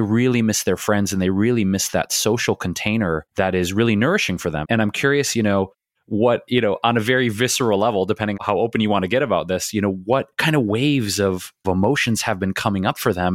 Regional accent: Detroit, Michigan, United States; we grew up in Detroit

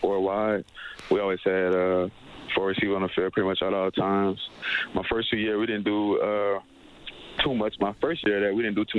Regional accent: Gretna, Louisiana, United States; I grew up in New Orleans, Louisiana, on the west bank of it, a little city called Gretna

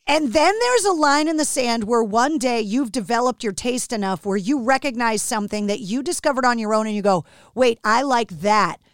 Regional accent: Boston, Massachusetts, United States; from Boston, like me

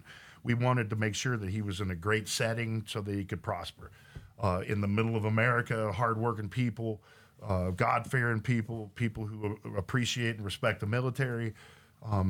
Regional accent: Oklahoma, United States; also born or lived in Los Angeles / San Diego; now in Texas, United States; I grew up in Oklahoma

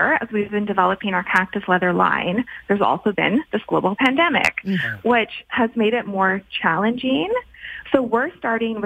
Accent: Canada; also born or lived in Alberta; we're Canadian

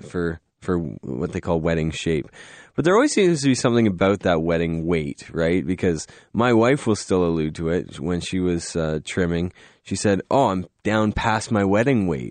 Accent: Canada; we're Canadian

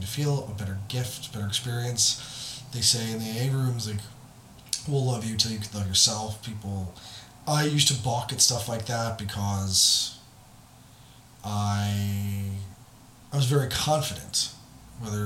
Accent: United States; as American

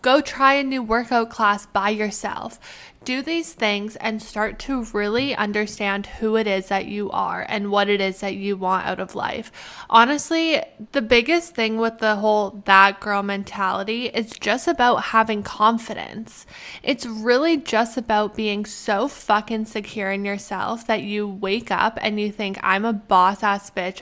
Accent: Canada; now in United States; I am Canadian. I am Canadian.

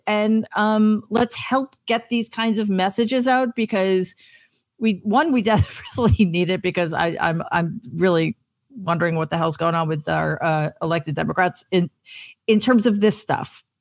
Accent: New York, United States; I am such a New Yorker

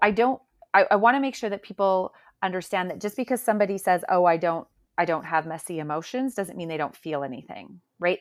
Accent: Calgary, Alberta, Canada; I'm actually from Calgary, Alberta, and I live here with my family.

